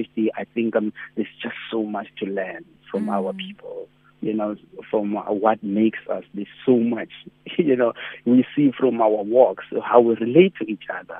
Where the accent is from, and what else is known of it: South Africa